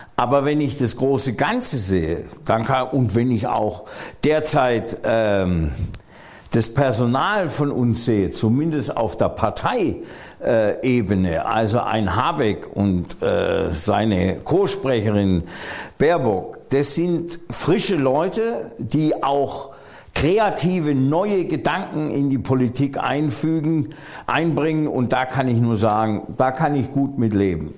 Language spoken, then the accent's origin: German; Hohenlohe, near Göppingen, Baden-Württemberg, Germany; also born or lived in Freiburg / Heidelberg; Schwäbisch muss ich zurückweisen, weil das ist Hohenlohe und Hohenlohe ist Franken